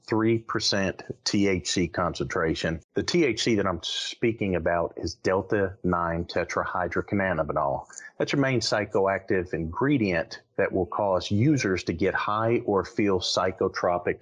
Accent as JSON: {"language": "English", "region": "the North", "country": "United States", "moved": "yes", "lives_now": "North Carolina, United States", "said": "I'm from the North"}